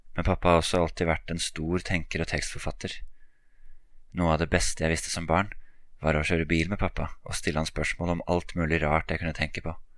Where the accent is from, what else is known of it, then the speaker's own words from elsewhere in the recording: Oslo, Norway; Oslo, hjembyen min